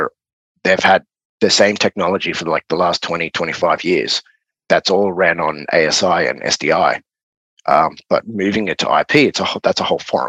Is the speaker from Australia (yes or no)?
yes; Australia; accent: Aussie